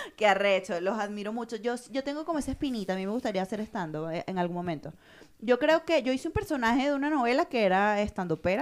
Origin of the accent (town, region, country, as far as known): Los Teques, Miranda, Venezuela; moved away